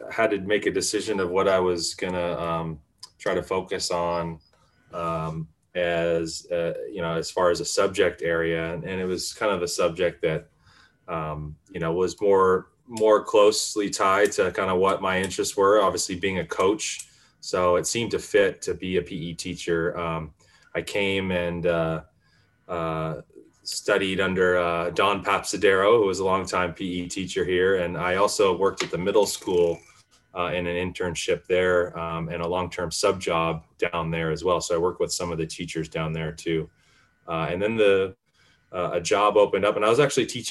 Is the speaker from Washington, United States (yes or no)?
yes; Mercer Island, Washington, United States; also born or lived in California; I grew up here on Mercer Island